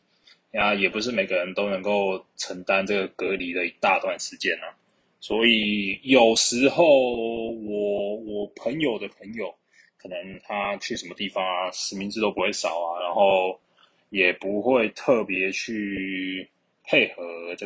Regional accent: Keelung, Taiwan; 就像我这礼拜在这个电厂啊，因为我是从基隆来的。

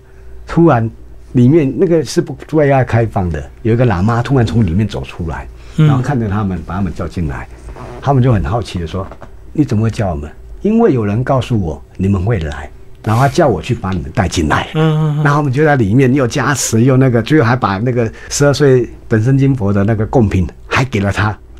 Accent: Taiwan; 除非你今天到福建、到厦门， 还可能跟我们台湾人口味差不多

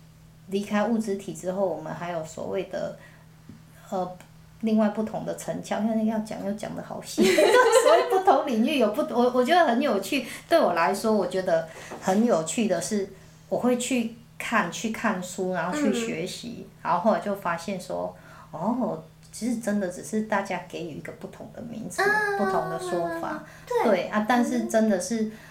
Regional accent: Taiwan; 所以我觉得这是我们台湾人自己很多没有在。

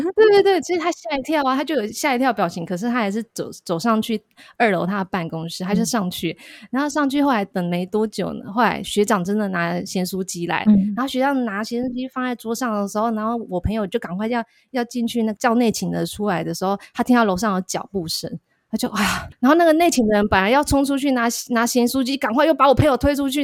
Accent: Tainan, Taiwan; also born or lived in Taichung / Chiang Mai; 因为我是台南人

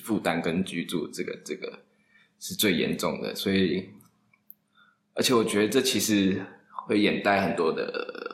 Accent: Pingtung County, Taiwan; moved away as an adult; also born or lived in Taoyuan; now in Taipei, Taiwan; 我是品种长大的小孩。嗯。然后大学才到桃园念书，然后工作还在台北

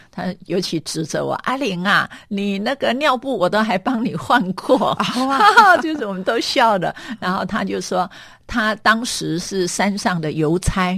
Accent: Meishan, Chiayi County, Taiwan; 我的故乡在嘉义的梅山。梅山它是一个很有趣的地方

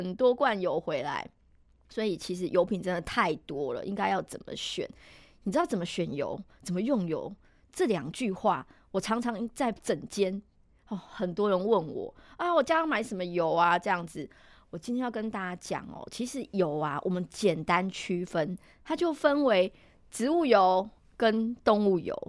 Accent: Taiwan; 其实我们台湾人很喜欢煎的。

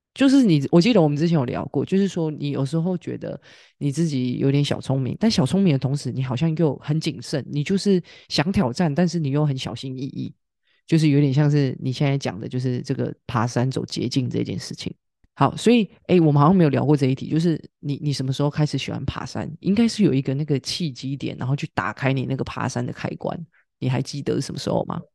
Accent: Taiwan; 身为台湾人

